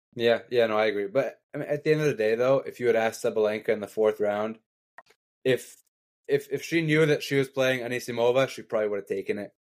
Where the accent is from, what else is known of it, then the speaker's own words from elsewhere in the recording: Canada; as a Canadian